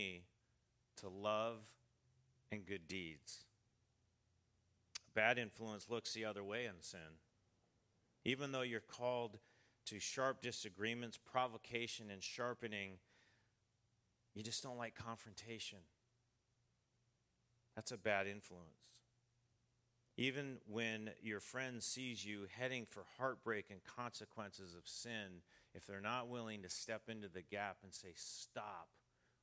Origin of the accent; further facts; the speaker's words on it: United States; I'm from the United States